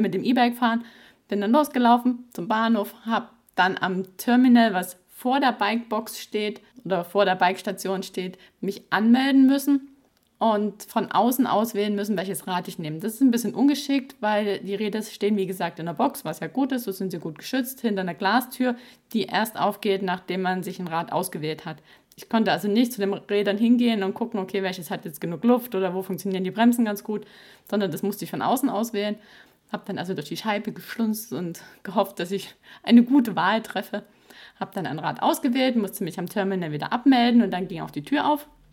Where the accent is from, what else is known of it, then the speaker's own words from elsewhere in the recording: Baden-Württemberg, Germany; bei uns im Ländle